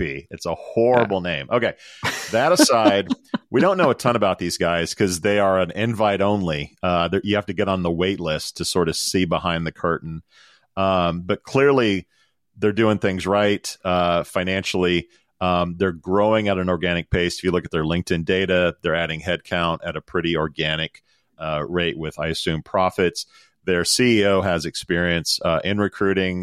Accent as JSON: {"language": "English", "country": "United States", "said": "as an American, my whole life"}